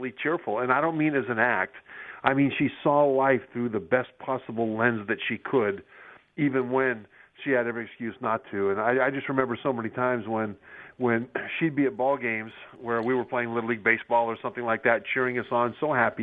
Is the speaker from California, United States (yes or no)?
yes; Sacramento, California, United States; moved away as an adult; also born or lived in Utah; I grew up in Sacramento, California, Rio Americano High School